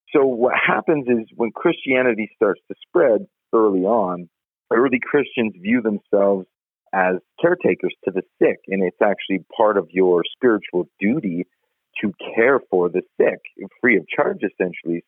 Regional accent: Canada; now in Colorado, United States; I'm Canadian

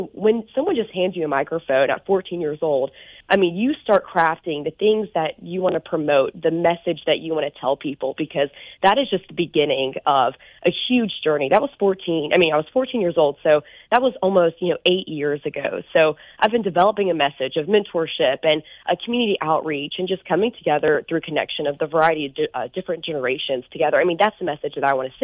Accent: Sylacauga, Alabama, United States; I'm from Sylacauga, which is, I like to say, the happiest place on earth

